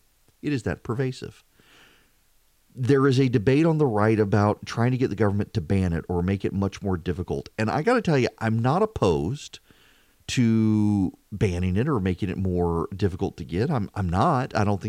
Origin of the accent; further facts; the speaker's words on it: Dubai, United Arab Emirates; also born or lived in Louisiana, United States; I grew up in Dubai. It wasn't something we had. And then rural Louisiana, there was no internet.